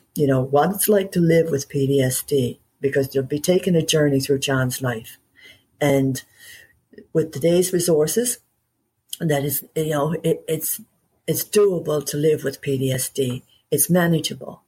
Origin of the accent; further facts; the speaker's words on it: Newfoundland and Labrador, Canada; I'm a Newfoundlander. Okay, I live in Canada